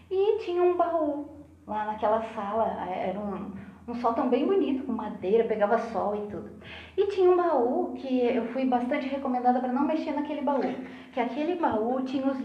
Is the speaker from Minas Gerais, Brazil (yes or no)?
no; Lages, Santa Catarina, Brazil; born there; Eu nasci em Lages.